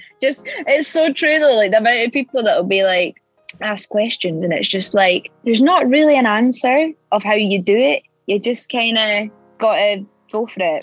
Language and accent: English; Edinburgh, Scotland, United Kingdom; moved away as an adult; now in London, United Kingdom; I'm from Edinburgh